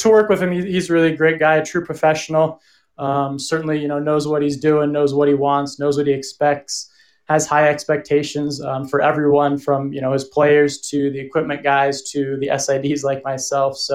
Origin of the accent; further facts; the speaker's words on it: Oxford, Ohio, United States; moved away as an adult; now in Colorado Springs, United States; I'm, I'm from Oxford originally, which is where Miami's located.